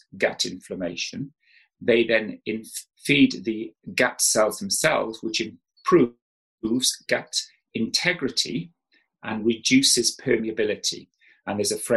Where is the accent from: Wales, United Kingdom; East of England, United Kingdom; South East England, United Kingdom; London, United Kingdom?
Wales, United Kingdom; South; moved away; I grew up in South Wales